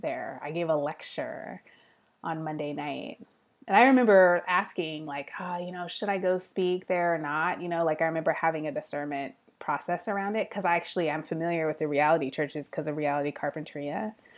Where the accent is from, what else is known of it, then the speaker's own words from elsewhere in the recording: Fremont, California, United States; Ohlone College is in the town that I grew up in, in Fremont